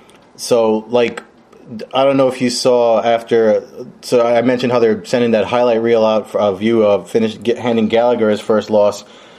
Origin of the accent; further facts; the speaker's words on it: New Jersey, United States; they know I'm from Jersey.